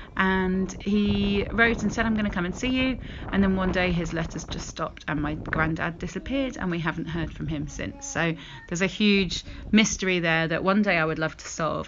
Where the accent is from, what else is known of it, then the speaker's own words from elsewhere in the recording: the north of England, United Kingdom; the place I grew up. I was born in the north of England.